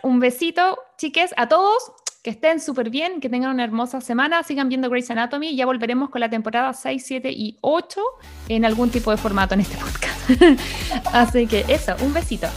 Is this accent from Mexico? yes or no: no; Chile; now in United States; yo como buena chilena